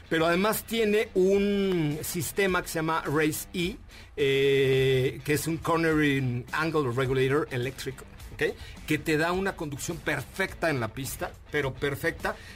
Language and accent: Spanish; Mexico City, Mexico; born there; yo ya que yo soy italiano nací en la colonia Roma, entonces soy italiano.